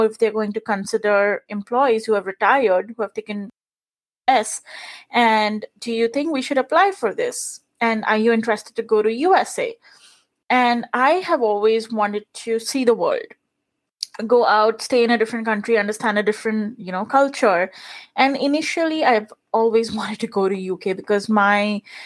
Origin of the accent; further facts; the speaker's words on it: India; English is a second language; moved away as an adult; now in United States; I was born and brought up in India. So I spent the first 24 years of my life there.